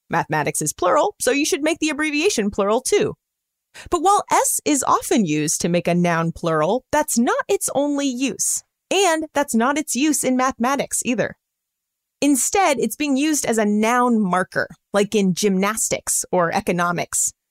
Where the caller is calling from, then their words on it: Columbus, Ohio, United States; I'm calling from Columbus, Ohio, and I listen every morning on my Google Home.